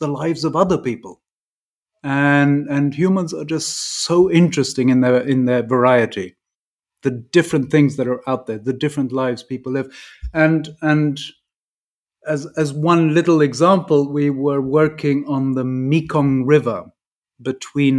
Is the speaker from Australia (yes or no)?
no; England, United Kingdom; first language English; also born or lived in Dolceacqua, Italy; I'm English, and we have this thing about boarding school in England